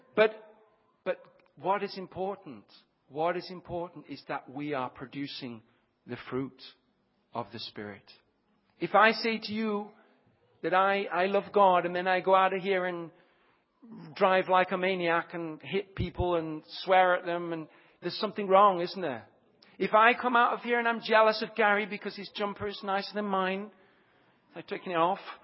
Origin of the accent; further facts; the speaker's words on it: Leicestershire, East Midlands, United Kingdom; moved away; I'm from Leicestershire